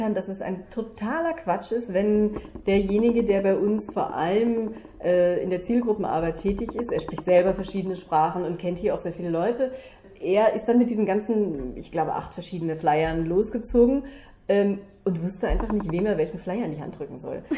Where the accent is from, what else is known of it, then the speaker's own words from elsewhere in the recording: Germany; now in Vienna, Austria; als Deutsche, als äh, Mutter, als als äh, Schauspielerin